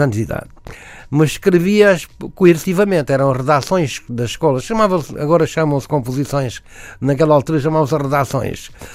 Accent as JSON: {"language": "Portuguese", "region": "Algarve", "country": "Portugal", "tie": "born or raised there", "also_born_or_lived": "Alentejo", "moved": "as an adult", "lives_now": "Lisbon, Portugal", "said": "eu vivia no Algarve"}